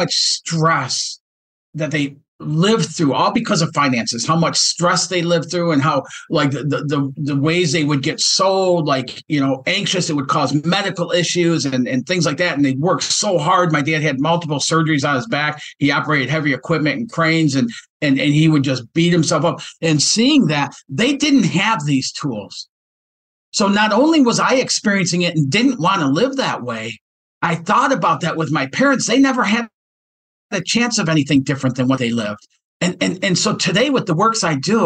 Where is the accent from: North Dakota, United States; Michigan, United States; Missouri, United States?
Michigan, United States; Detroit; this kid from Detroit